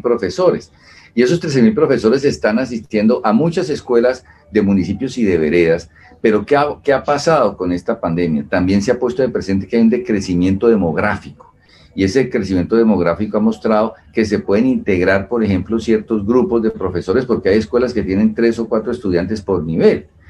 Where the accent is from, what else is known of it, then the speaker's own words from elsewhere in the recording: Colombia; nosotros como colombianos